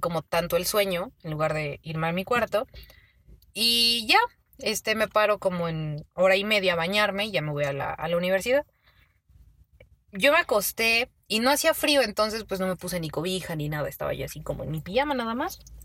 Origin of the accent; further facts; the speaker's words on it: Mexico; como buena mexicana